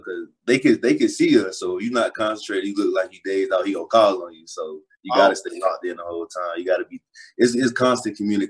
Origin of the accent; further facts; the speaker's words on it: Lake City, Florida, United States; Like you drive an hour, you're gonna be in Lake City. So growing up, it's like a little country city. Not too many people, but it's enough.